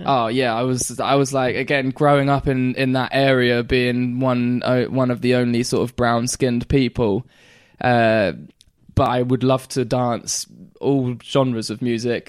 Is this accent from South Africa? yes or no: no; Great Yarmouth, East of England, United Kingdom; also born or lived in Caister-on-Sea; we moved from Caister back to Great Yarmouth at this point